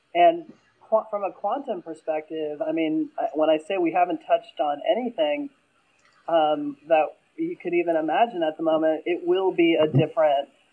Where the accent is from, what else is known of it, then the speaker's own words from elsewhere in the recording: Pennsylvania, United States; I'm from Pennsylvania, so you know our Philly